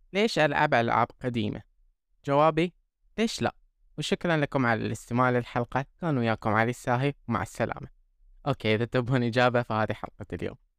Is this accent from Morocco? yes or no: no; Bahrain; عندنا في البحرين